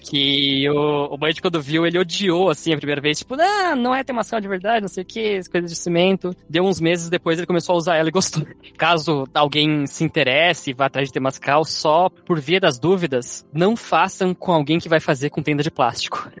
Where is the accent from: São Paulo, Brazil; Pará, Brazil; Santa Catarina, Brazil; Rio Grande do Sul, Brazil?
Santa Catarina, Brazil; Garuva; meu pai criou um lugar em Garuva ali, que é, que é onde eu meio que cresci ali no Monte Cristo